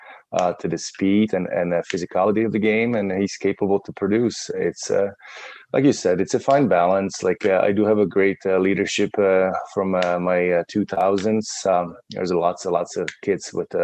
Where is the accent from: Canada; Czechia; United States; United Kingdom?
Czechia; English is a second language; moved away; I came from Czech Republic